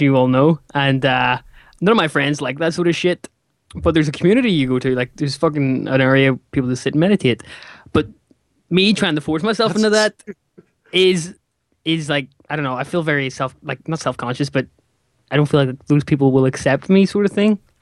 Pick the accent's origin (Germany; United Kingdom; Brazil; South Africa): United Kingdom; Northern Ireland; he's from my he's from my home country